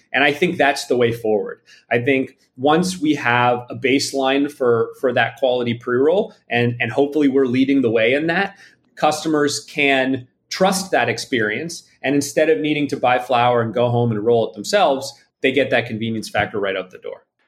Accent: Toronto, Ontario, Canada; moved away as an adult; now in Los Angeles, United States; I'm from Canada originally. I'm from Toronto, um, and I moved out to Los Angeles about 14 or 15 years ago.

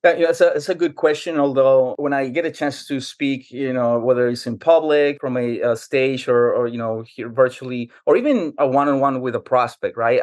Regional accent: New York City, New York, United States; now in Jacksonville, United States; I grew up in New York City, and for 15 years, I endured the brutal winter cold of New York.

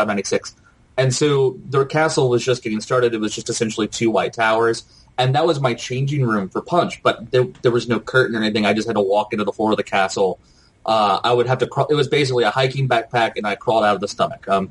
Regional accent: Tennessee, United States; I grew up in Tennessee

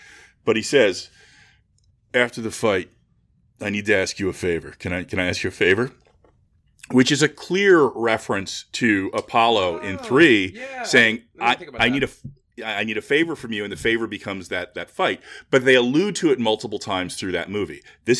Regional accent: United Kingdom; yes, I'm British

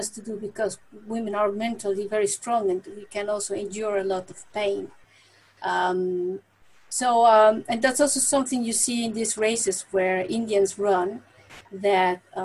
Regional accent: Mexico City, Mexico; moved away as an adult; now in Netherlands; I was born in Mexico City, and I was a very quiet child

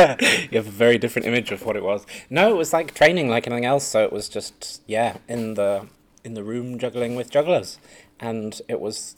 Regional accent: Winchester, South East England, United Kingdom; also born or lived in Belgium; I was born in the south of England in a place called Winchester, which has a big cathedral, the longest nave in Europe. Fun fact. But I grew up, did some of my growing up in Belgium

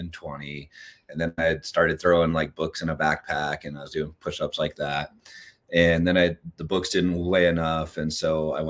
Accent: California, United States; I'm from California

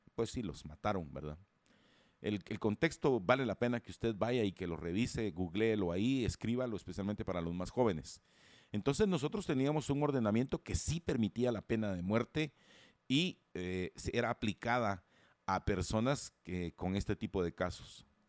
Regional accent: Guatemala

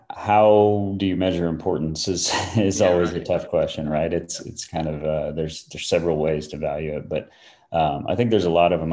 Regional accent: Florida, United States; moved away as an adult; also born or lived in New Mexico; now in Asheville, United States; when I was a kid, moved to Florida and, and spent a lot of time there

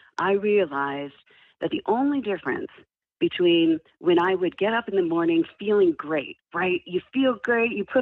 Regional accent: Ottawa, Ontario, Canada; I grew up in Canada, so I'm originally from Ottawa, Ontario.

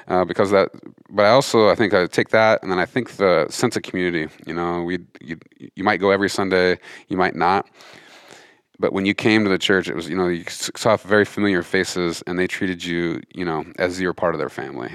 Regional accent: Montana, United States; grew up in Montana, fifth generation Montanan

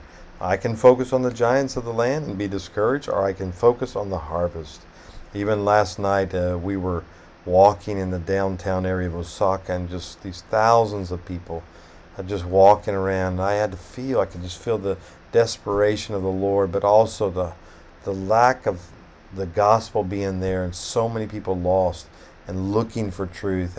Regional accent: United States; as an American

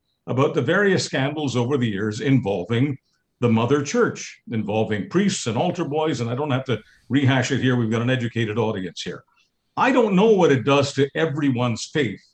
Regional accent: Montreal, Quebec, Canada; I come from Montreal.

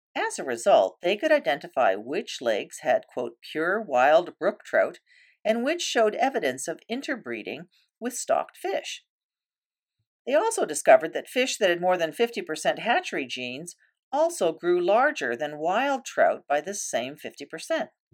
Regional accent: Canoe Lake, Ontario, Canada; I was growing up on Canoe Lake

